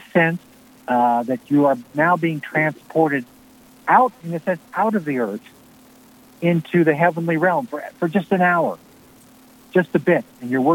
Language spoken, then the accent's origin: English; Glen Ellyn, Illinois, United States; my hometown, Glen Ellyn, Illinois